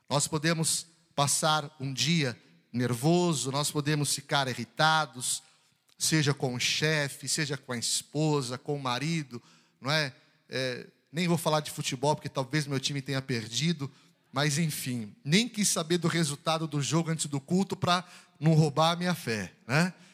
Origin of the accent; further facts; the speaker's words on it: São Paulo, Brazil; also born or lived in Belo Horizonte, Minas Gerais; embora paulista de criação, eu sou mineiro de nascimento. E o mineiro, às vezes, ele é meio pé atrás, ressabiado, né? Eu nasci em BH, mas cresci em São Paulo.